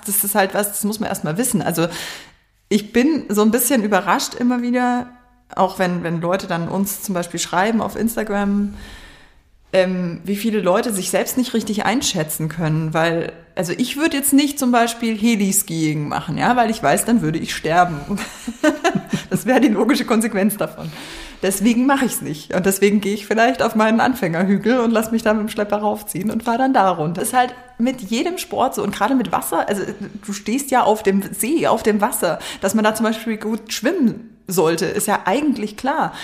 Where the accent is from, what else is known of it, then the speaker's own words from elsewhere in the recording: Germering, Bavaria, Germany; ich komme aus Germering